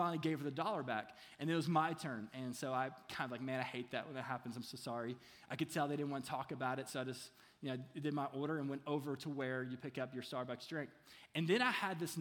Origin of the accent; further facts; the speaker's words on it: Kentucky, United States; I'm from Kentucky, so it's hard for me to say oil.